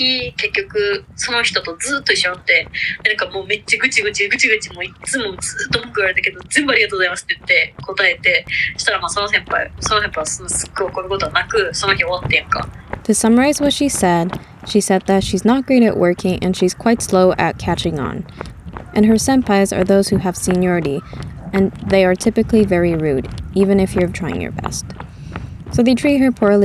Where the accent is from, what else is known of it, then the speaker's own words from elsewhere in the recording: Japan; now in Ottawa, Canada; I'm from Japan